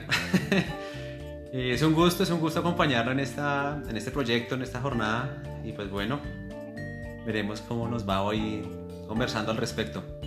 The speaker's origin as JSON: {"language": "Spanish", "town": "Tunja", "region": "Boyacá", "country": "Colombia", "tie": "born or raised there", "said": "siempre he estado orgulloso de mi ascendencia, del lugar donde nací y crecí, donde fui educado. Entonces, que siempre cuando me preguntan, yo siempre he dicho que, pues, que soy de Tunja, que soy de Boyacá"}